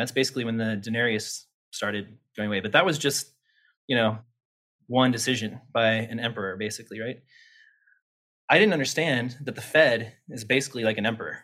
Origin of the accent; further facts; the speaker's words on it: Topeka, Kansas, United States; also born or lived in Lawrence, Kansas; I grew up in Topeka, Kansas, capital of Kansas